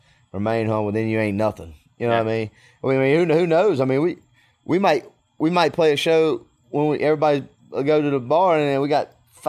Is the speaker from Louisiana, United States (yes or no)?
yes; Clinton, Louisiana, United States; And so, I mean, I grew up playing baseball in Clinton, right up the road from Baton Rouge.